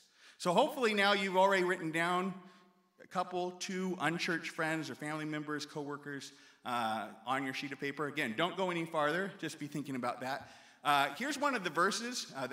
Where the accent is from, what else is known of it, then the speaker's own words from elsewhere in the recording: Oregon, United States; now in Lancaster, United States; in all my years growing up in the Nazarene Church in Oregon